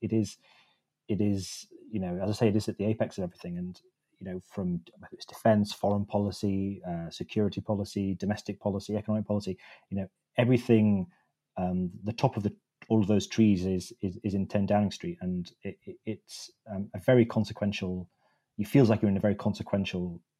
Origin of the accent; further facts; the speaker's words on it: Wakefield, Yorkshire and the Humber, United Kingdom; I grew up in the Morley and Outwood bit of Wakefield